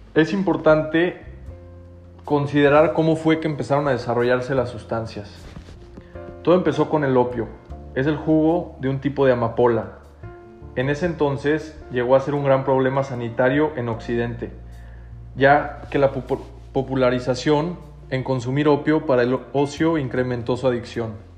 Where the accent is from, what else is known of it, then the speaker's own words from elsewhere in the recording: Mexico; podemos salir adelante todos juntos como mexicanos